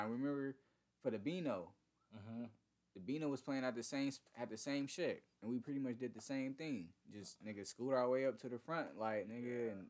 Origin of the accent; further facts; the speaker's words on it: Southern California, United States; Being the young black nigga from s- South California